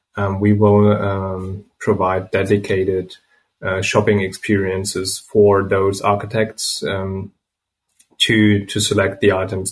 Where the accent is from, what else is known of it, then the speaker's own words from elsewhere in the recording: Germany; English is a second language; We're from Germany. We grew up here.